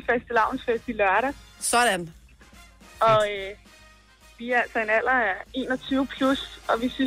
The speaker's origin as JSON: {"language": "Danish", "town": "Skibby", "region": "Zealand", "country": "Denmark", "said": "jeg er fra Skibby"}